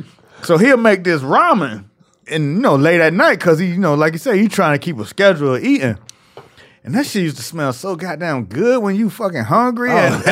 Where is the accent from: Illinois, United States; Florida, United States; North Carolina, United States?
Florida, United States; Miami; I grew up in Miami.